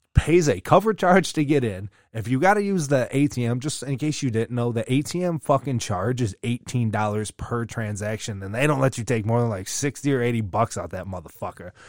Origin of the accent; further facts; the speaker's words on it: United States; we're American